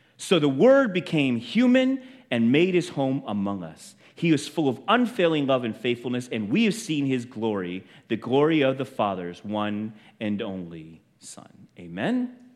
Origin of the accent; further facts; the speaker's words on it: United States; to be Chinese and feel like uh, born in this country and to feel like I don't belong anywhere. I'm not American, I'm not Chinese